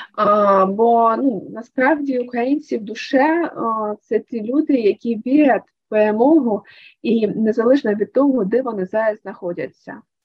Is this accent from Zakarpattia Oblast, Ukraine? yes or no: no; Luhansk, Luhansk Oblast, Ukraine; moved away; мій рідний Луганськ